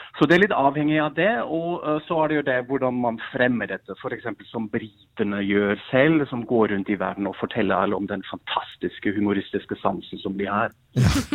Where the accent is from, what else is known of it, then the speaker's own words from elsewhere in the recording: Germany; Norwegian is a second language; now in Norway; Jeg kommer jo fra Tyskland